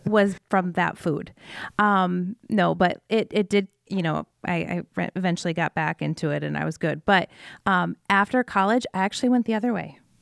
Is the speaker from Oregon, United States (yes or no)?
no; Iowa, United States; from Iowa, um, born and raised